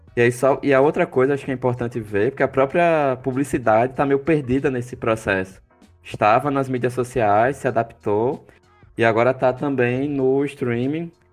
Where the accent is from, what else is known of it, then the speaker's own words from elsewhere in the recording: Maceió, Alagoas, Brazil; accent: alagoano; lá em Maceió, a gente tem um, um, projeto no Teatro de Arena